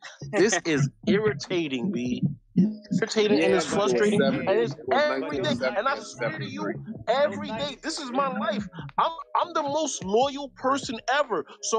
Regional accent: New York City, New York, United States; I'm from New York. Yes, sir. Queens, Jamaica Queens in the house.

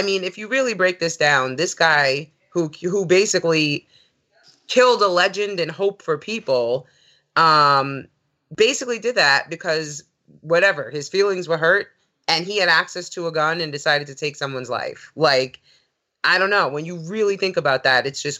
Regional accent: New York, United States; growing up in New York

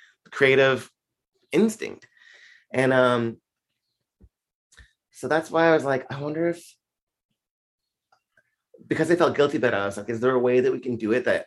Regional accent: Canada; I'm from Canada

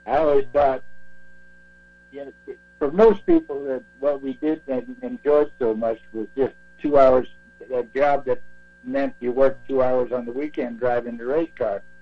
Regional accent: 30 miles east of Montreal, Quebec, Canada; moved away as an adult; also born or lived in North Carolina; now in Spartanburg, United States; I was born and raised 30 miles east of Montreal.

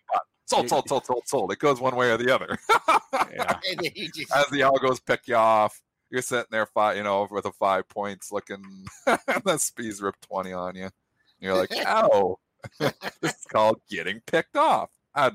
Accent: Canada; I'm a Canadian.

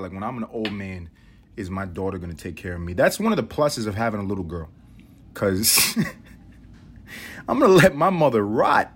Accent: United States; I'm an American

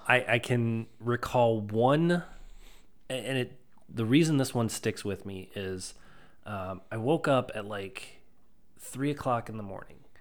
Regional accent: Stoughton, Wisconsin, United States; I grew up in Stoughton

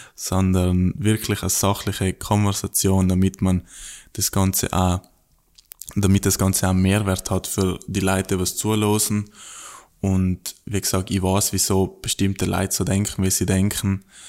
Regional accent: South Tyrol, Trentino-Alto Adige, Italy; moved away as an adult; now in Australia; bei uns in Südtirol

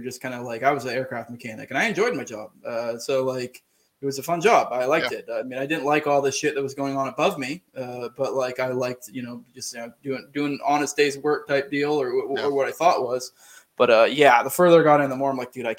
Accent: Maine, United States; moved away; I'm originally from Maine

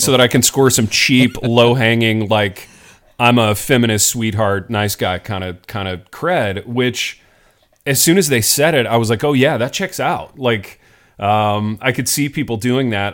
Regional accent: Indiana, United States; I grew up in Indiana.

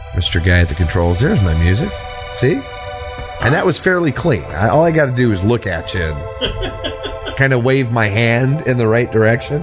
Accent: Texas, United States; accent: Texas; my Texas accent

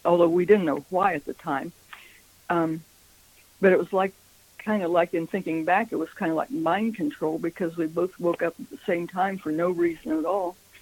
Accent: Midwestern United States, United States; We're from the Midwestern United States

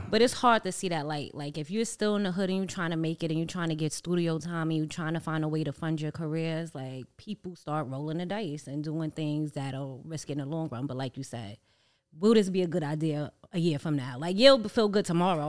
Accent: New York City, New York, United States; Growing up in Harlem

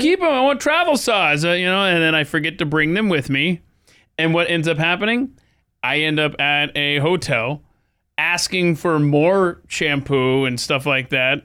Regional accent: Atlanta, Georgia, United States; moved away; I'm from Atlanta, Georgia

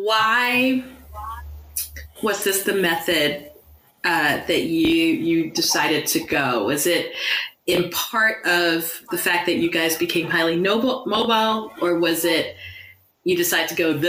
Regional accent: United States; and we are both American

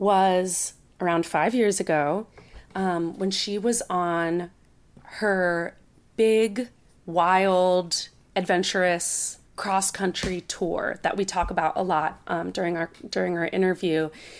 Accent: Princeton, New Jersey, United States; Princeton, New Jersey for college, which is incidentally my hometown.

